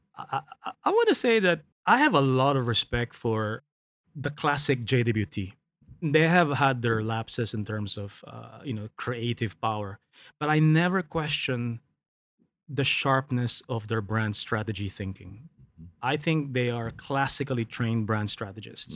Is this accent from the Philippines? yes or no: yes; Philippines; I grew up in the Philippines